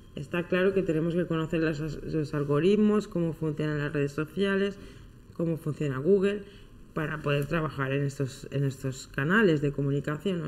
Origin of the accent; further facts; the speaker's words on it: Soria, Castile and León, Spain; cerca de mi pueblo, en Soria